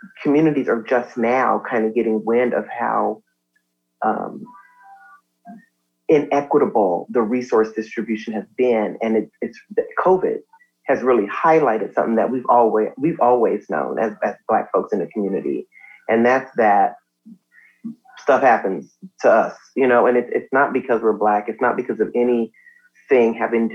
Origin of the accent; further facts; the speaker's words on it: Compton, California, United States; I am from Compton